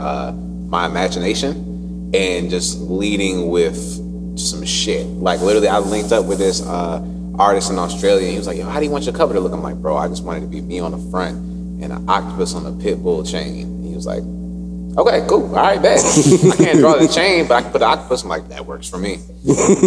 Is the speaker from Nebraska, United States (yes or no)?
no; Newport News, Virginia, United States; also born or lived in Williamsburg / Hampton; My dad retired in Newport News, so that's where we just stayed at, and I grew up there